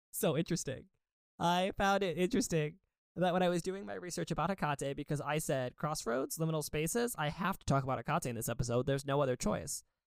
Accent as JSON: {"language": "English", "region": "suburban Connecticut", "country": "United States", "tie": "born or raised there", "said": "growing up in suburban Connecticut."}